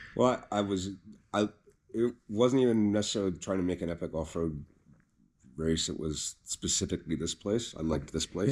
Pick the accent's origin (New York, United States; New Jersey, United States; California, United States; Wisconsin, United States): California, United States